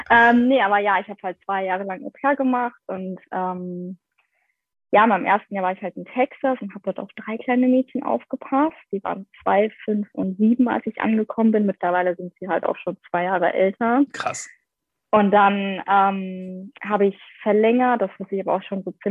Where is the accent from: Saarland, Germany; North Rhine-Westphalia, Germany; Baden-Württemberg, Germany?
North Rhine-Westphalia, Germany; Essen; Ja, ich komme aus Essen.